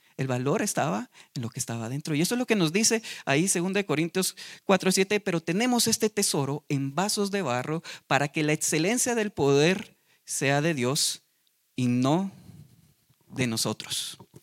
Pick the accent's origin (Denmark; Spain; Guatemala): Guatemala; Nosotros los de Guate